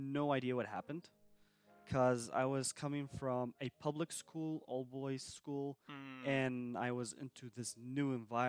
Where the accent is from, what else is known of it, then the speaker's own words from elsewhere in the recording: Sulaymaniyah, Kurdistan Region, Iraq; So I'm from Slemani originally.